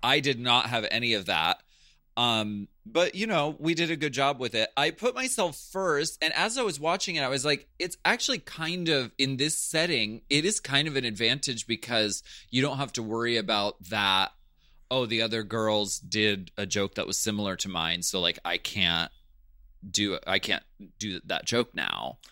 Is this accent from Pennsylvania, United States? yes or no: yes; Pennsylvania, United States; I'm from Pennsylvania. That, that's our natural speaking voice